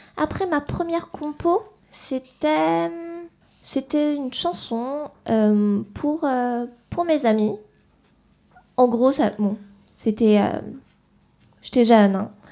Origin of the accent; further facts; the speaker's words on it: France; je suis née en France.